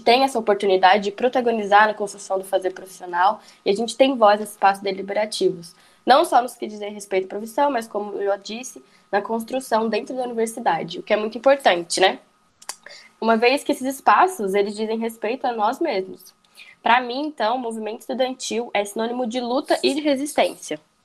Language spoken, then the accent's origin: Portuguese; São José dos Campos, São Paulo, Brazil; now in Goiás, Brazil; Eu sou do interior paulista, bem longe aí da, da universidade. Sou de São José dos Campos, São Paulo.